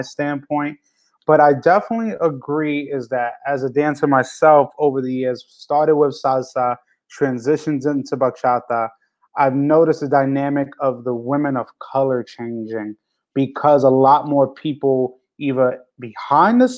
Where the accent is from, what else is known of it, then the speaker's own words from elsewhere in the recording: New York, United States; I'm coming from New York